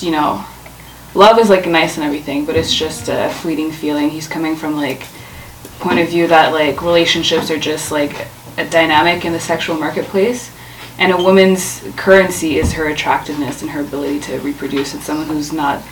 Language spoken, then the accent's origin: English; Ottawa, Ontario, Canada; moved away as an adult; now in Toronto, Canada; I am from Ottawa, and I moved to Toronto about a year ago